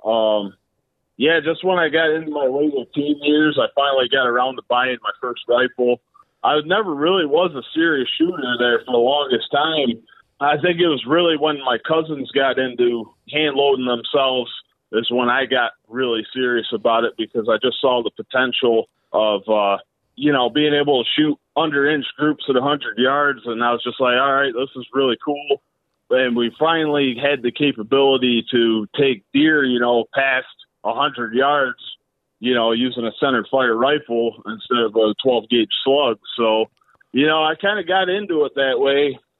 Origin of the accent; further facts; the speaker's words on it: a rural town near Elmira, New York, United States; now in Elmira, United States; I'm not from Elmira, that's just where I live right now. So, but yeah, I, I'm from a rural town out this way